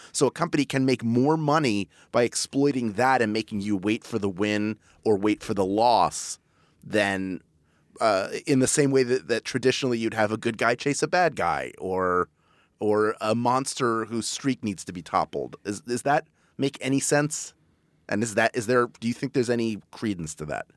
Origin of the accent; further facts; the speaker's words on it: Philadelphia, Pennsylvania, United States; Philly, my hometown